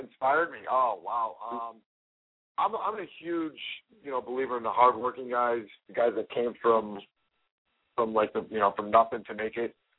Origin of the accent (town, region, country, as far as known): Chicago, Illinois, United States; born or raised there